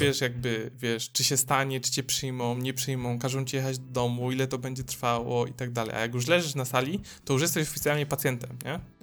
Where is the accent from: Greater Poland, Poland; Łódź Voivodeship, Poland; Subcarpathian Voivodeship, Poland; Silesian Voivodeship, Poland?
Silesian Voivodeship, Poland; Dąbrowa Górnicza; now in Gliwice, Poland; ja jestem z Dąbrowy Górniczej